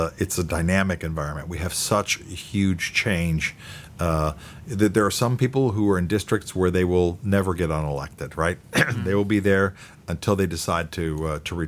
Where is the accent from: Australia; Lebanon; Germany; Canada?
Germany; moved away as an adult; now in United States; I grew up in Germany until I was 19 years old before I came to the United States.